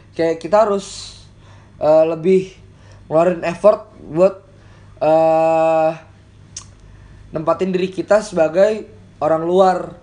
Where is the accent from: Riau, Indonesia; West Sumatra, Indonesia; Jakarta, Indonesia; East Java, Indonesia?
Jakarta, Indonesia; moved away as an adult; also born or lived in BSD; gua anak Jakarta sendiri